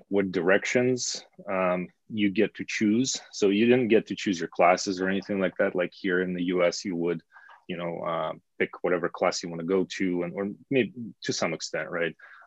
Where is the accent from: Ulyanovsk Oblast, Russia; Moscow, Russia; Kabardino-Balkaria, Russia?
Ulyanovsk Oblast, Russia; small town near Ulyanovsk; moved away; I'm from a small town, really, kind of middle of nowhere